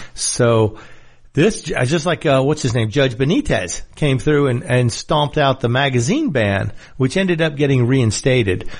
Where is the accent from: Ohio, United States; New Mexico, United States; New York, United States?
New York, United States; moved away; I'm a New Yorker originally